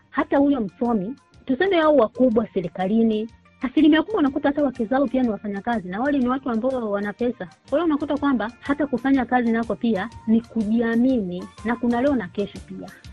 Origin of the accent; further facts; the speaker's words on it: Tanzania; moved away as an adult; sisi kule nyumbani nyumbani kwetu Tanzania